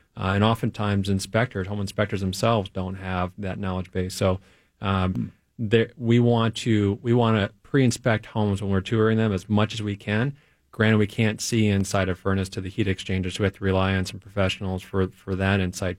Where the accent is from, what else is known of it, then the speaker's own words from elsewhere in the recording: Detroit, Michigan, United States; moved away as an adult; now in Minneapolis, United States; I grew up in Detroit, Michigan